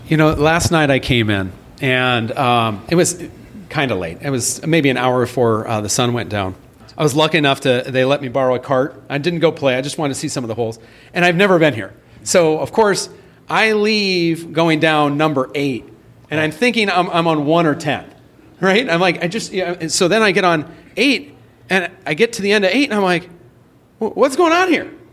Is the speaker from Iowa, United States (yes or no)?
yes; Iowa, United States; my hometown in Iowa